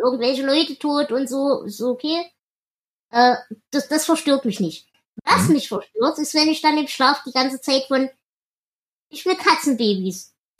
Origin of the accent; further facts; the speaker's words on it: the East, eastern Germany, Germany; Bei uns im Osten